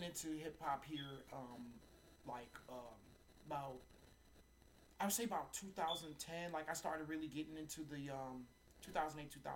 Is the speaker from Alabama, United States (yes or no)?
no; Detroit, Michigan, United States; now in Tacoma, United States; I'm from Detroit